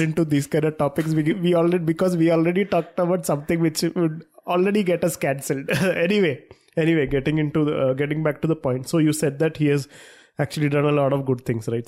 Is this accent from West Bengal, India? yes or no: no; Thrissur, Kerala, India; we are from Trishur